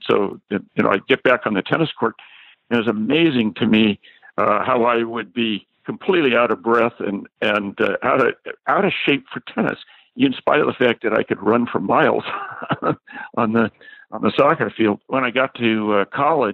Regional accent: California, United States; I was from California and I was a tennis player

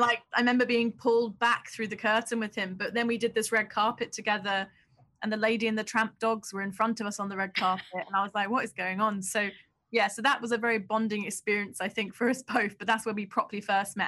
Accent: London, United Kingdom; I grew up in Southeast London

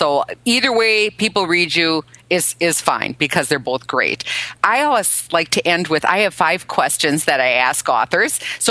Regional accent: Milwaukee, Wisconsin, United States; I'm from Milwaukee

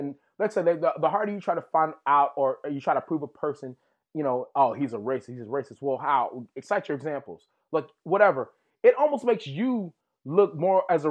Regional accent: Texas, United States; where I grew up in Texas.

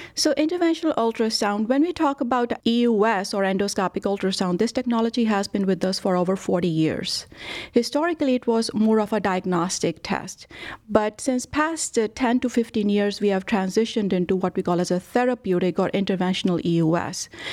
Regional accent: India; moved away as an adult; also born or lived in Rochester, Minnesota / Dallas; now in Cleveland, United States; I was born and brought up in India

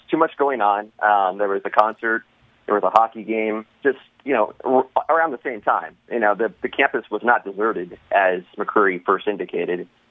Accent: California, United States; now in Washington, D.C. area, United States; I grew up in California

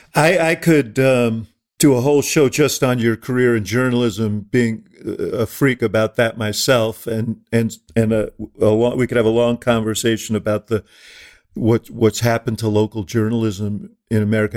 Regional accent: New York, United States; moved away; I grew up in New York.

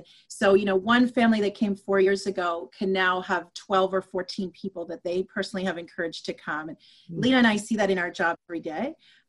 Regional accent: Zimbabwe; now in Saint John, Canada; So in my family, we are from Zimbabwe, Africa, came to Canada in 1980. So we also chose to live here.

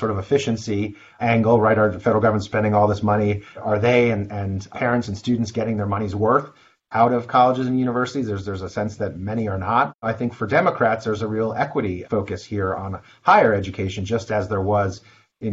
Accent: New Jersey, United States; my home state of New Jersey

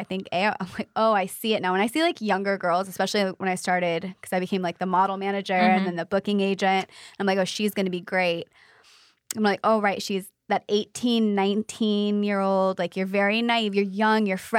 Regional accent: Pacific, Missouri, United States; moved away; In a tiny little town called Pacific, Missouri.

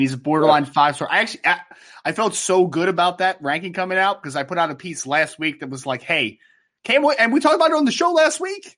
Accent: New Jersey, United States; Princeton, New Jersey, right here in my home state

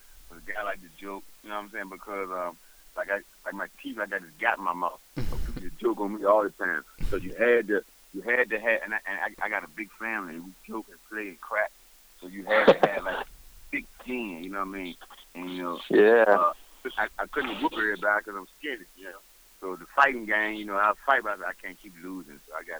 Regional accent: Richmond, Virginia, United States; also born or lived in Newark, New Jersey; I was born in Newark, New Jersey, but then my dad from Virginia, Richmond. Yeah. And I moved out here with my dad when I was like 6 years old. So I've been there in Virginia over 30 years, so that's why I'm like, I'm from here.

